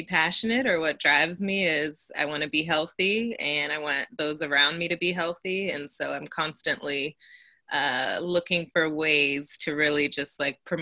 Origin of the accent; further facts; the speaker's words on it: Elk Grove, California, United States; now in San Francisco, United States; I live and work in the Bay in San Francisco, but I am from Elk Grove, California, originally